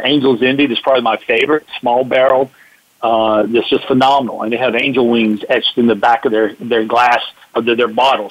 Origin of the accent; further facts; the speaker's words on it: Atlanta, Georgia, United States; growing up in Atlanta